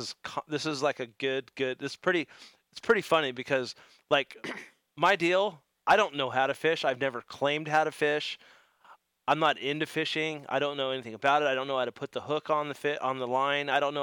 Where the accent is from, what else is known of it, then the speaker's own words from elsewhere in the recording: Los Angeles, California, United States; I grew up in Venice, and the Venice Pier was right by my house.